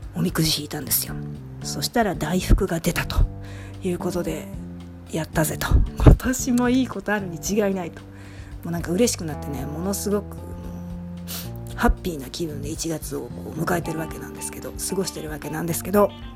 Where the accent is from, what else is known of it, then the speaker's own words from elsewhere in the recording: Nishinomiya, Hyogo, Japan; 地元西宮